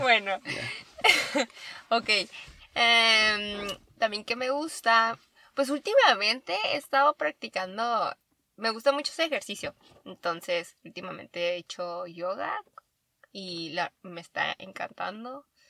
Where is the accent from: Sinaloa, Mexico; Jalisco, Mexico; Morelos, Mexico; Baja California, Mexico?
Baja California, Mexico; En Baja California, soy de Baja California.